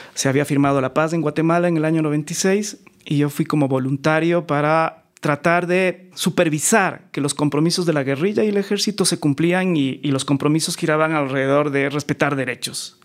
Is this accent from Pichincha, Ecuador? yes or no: yes; Quito, Pichincha, Ecuador; also born or lived in New York; yo nací en Quito, en un barrio muy popular que se llama La Magdalena, al